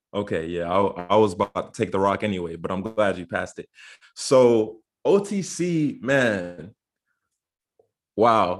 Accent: Orlando, Florida, United States; I am originally from Orlando, Florida, but I am a dual citizen, so I have citizenship here in the U.S. and citizenship in the beautiful island of Barbados

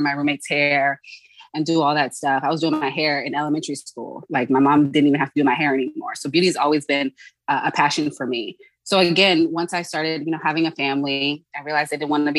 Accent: Charleston, South Carolina, United States; moved away as an adult; also born or lived in Dallas, Texas; now in Los Angeles, United States; I'm from South Carolina. I'm from Charleston

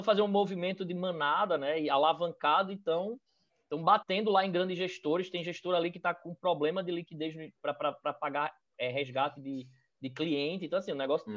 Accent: Recife, Pernambuco, Brazil; also born or lived in São Paulo; Eu sou aqui de Recife. É, na verdade, eu sou de São Paulo, mas eu vim para cá muito cedo, então eu já digo que sou de Recife mesmo

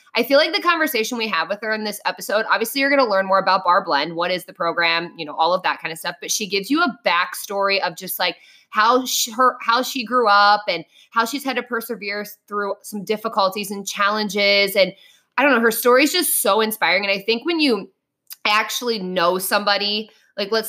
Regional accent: Ohio, United States; we're from Ohio

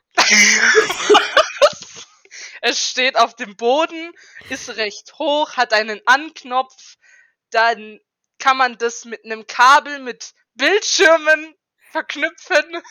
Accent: Karlsruhe, Baden-Württemberg, Germany; now in Esslingen, Germany; ich komme ursprünglich aus Karlsruhe und wohne jetzt in Esslingen

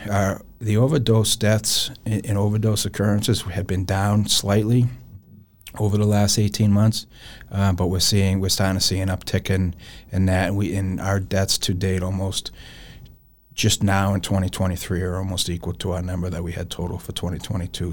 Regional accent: Lowell, Massachusetts, United States; I was born and raised in Lowell, Massachusetts

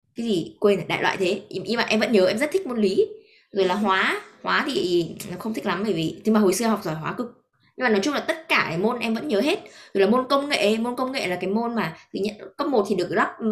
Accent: Vietnam; moved away; em vẫn là người Việt

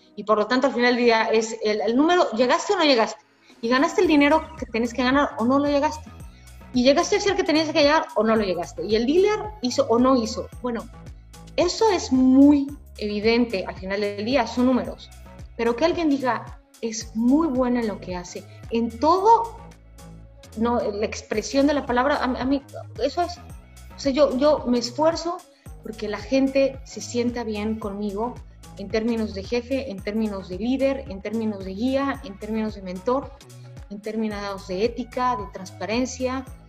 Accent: Mexico; moved away as an adult; regresé a México después de cinco años

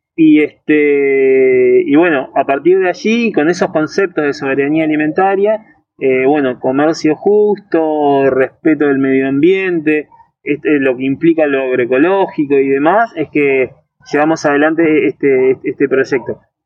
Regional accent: Río de la Plata, Patagonia, Argentina; somos sudamericanos, del Río de la Plata, de la Patagonia, nos gusta tomar mate

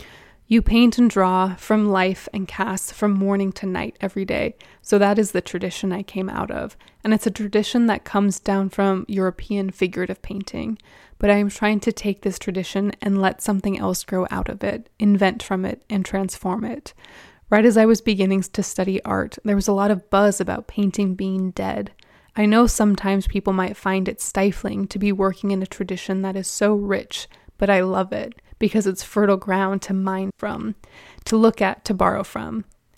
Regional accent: Nigeria; I'm from Nigeria, which is a hybrid country. We used to be a British colony, and even though we are no longer a British colony, there is still evidence of the British presence in our culture.

